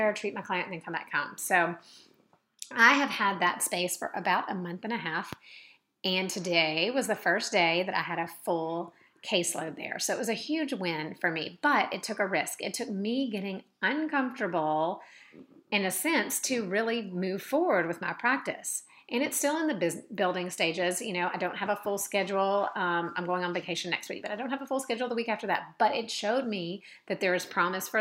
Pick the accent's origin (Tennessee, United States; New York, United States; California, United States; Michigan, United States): Tennessee, United States; Mount Juliet; my hometown of Mount Juliet